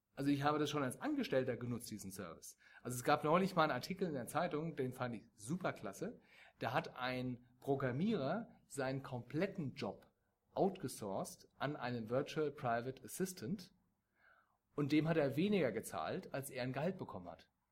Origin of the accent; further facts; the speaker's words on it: Germany; wir als Deutsche